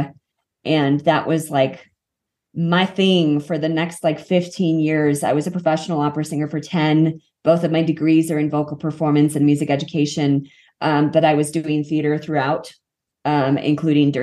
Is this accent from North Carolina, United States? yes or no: no; Kansas City, Missouri, United States; moved away as an adult; also born or lived in Los Angeles, United States; now in Colorado, United States; I grew up in Kansas City. Colorado is my actual home